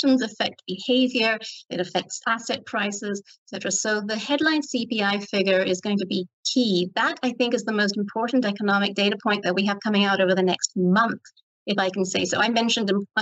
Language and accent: English; Ireland; I'm Irish.